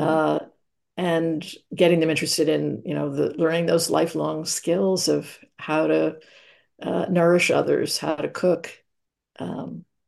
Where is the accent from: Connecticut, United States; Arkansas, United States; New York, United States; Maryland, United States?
New York, United States; New York City; I grew up in New York City in Manhattan